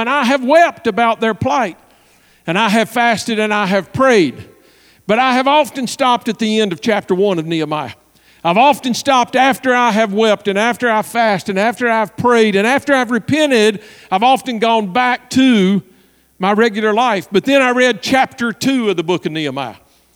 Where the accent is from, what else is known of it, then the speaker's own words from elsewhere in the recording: Southwest Virginia, United States; moved away; I'm from Virginia, and we all knew the church in Virginia I was going back to pastor